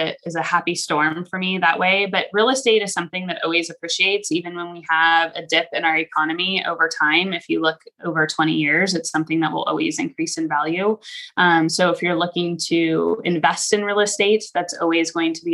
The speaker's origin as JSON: {"language": "English", "region": "California", "country": "United States", "moved": "yes", "lives_now": "Idaho, United States", "said": "I am from California originally, but I've been in Idaho for 17 years"}